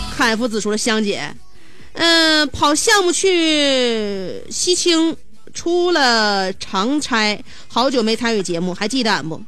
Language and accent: Chinese; Northeast China, China; 我们东北人，我认为这种飒爽的性格太招人爱戴了